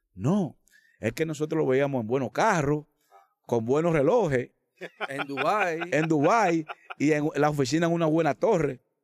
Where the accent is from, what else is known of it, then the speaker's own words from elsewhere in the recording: Dominican Republic; nosotros como dominicanos